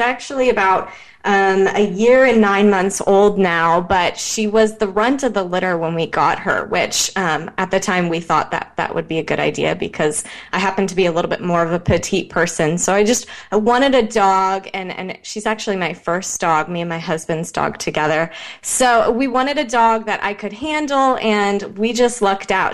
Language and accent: English; Midwest, United States; now in Encinitas, United States; I grew up in the Midwest